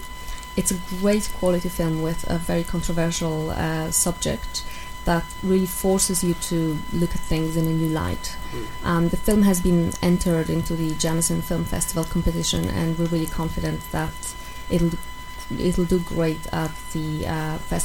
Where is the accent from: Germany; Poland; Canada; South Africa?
Poland; English is a second language; moved away as an adult; also born or lived in Ireland; now in Dublin, Ireland; I'm from Poland. I've been living in Ireland for over 7 years now.